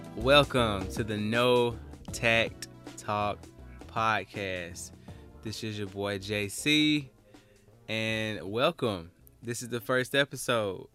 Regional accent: Alabama, United States; I'm from Alabama

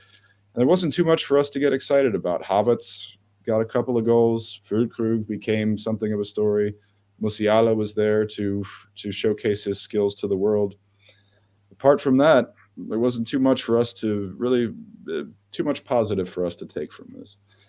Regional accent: Germany; English is a second language; I am a German Nationalmannschaft enthusiast, as a German citizen, as a yes, I am half American. But if the U.S. is playing Germany, it's no question. This is my heimat. This is my fatherland.

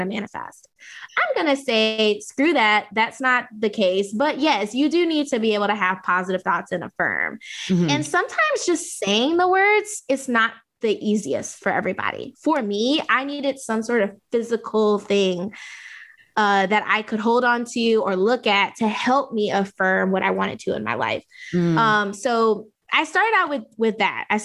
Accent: Southern Louisiana, United States; I grew up in Southern Louisiana from, you know, Creole background

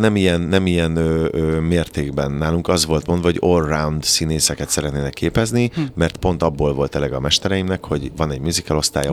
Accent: Kaposvár, Somogy, Hungary; born or raised there; moved away

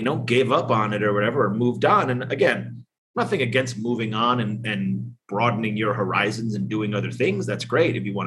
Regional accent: East Coast, United States; now in Las Vegas, United States; I grew up on the East Coast

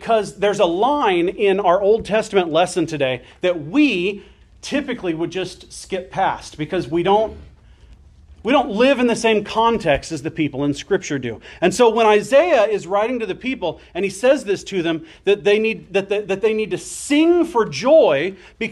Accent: Phoenix, Arizona, United States; moved away; also born or lived in Florida; So I grew up in Arizona. I lived for a number of years in Florida when I was very young, but I grew up in Arizona. And not just in Arizona, but I grew up in Phoenix.

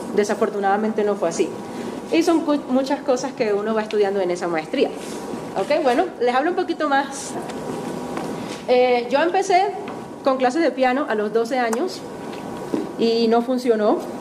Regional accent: Maracaibo, Zulia, Venezuela; moved away as an adult; also born or lived in Liverpool, England; now in Bogotá, Colombia; Como verán, no soy de aquí. Yo soy de Maracaibo, Venezuela.

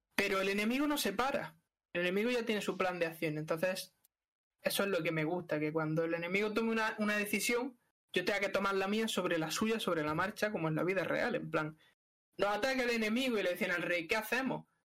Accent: Spain; nosotros que somos españoles

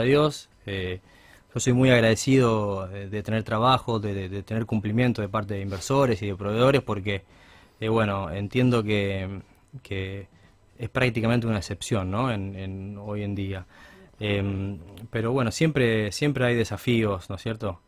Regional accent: Argentina; somos todos especialistas en cosas, los argentinos

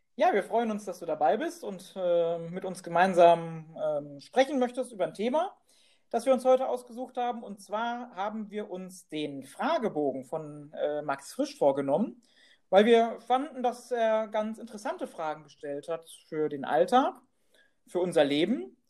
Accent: Moers, North Rhine-Westphalia, Germany; wieder in Mörs wohne

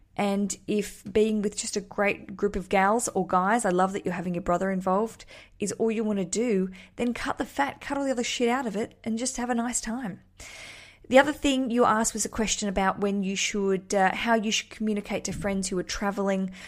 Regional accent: Australia

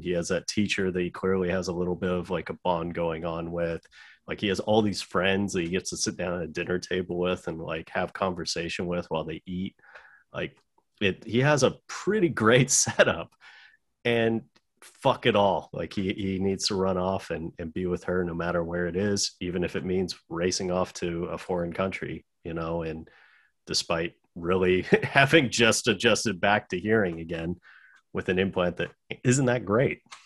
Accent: United States; as an American

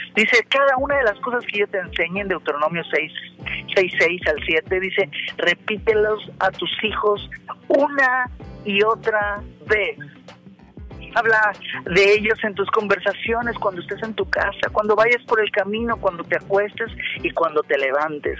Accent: Mexico; yo como mexicano

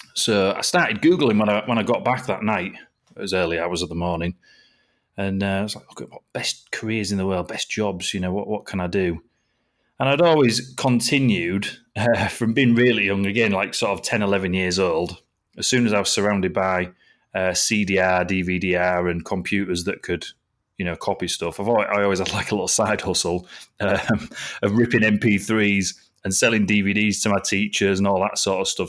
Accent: Driffield, Yorkshire and the Humber, United Kingdom; also born or lived in Scarborough / Malton; So I was born in Scarborough and I grew up in a little town called Driffield over here in East Yorkshire

